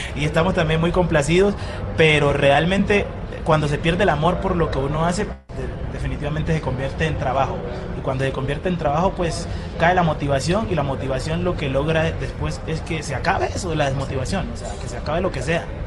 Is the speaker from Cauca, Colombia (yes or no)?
yes; Timbiquí, Cauca, Colombia; moved away; nosotros nos vinimos de Timbiquí